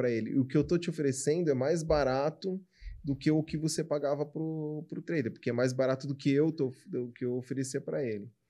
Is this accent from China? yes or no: yes; China; ele tá pegando coisas que eu também, cara, eu como chinesa não, não como tanto